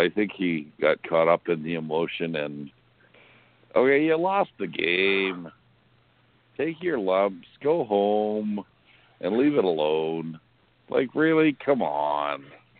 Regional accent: Winnipeg, Manitoba, Canada; I come from Winnipeg. And we do things like that, okay?

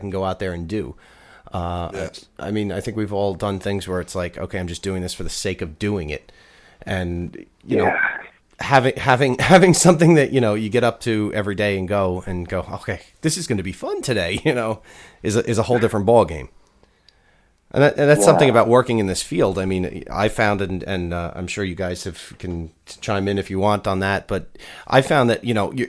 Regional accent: Oyster Bay, New York, United States; born or raised there

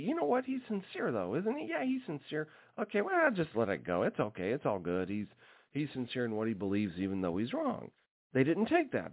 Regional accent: Alaska, United States; growing up in Alaska

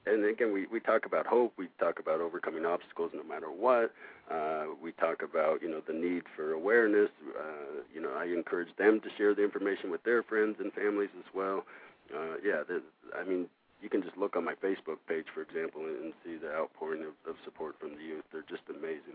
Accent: Los Angeles and Oregon, West Coast, United States; moved away as an adult; now in Madison, United States; I'm actually from the West Coast, uh, Los Angeles and Oregon. Uh, I've been in the Midwest since 2003

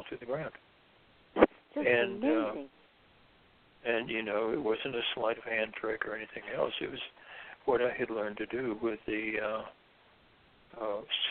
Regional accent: Deep South, United States; I was raised in the Deep South, Southern Baptist

